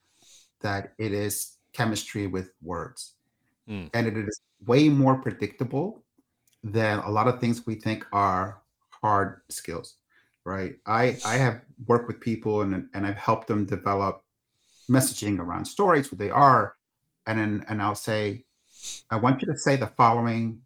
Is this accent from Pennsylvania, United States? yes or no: no; New York City, New York, United States; I grew up in New York City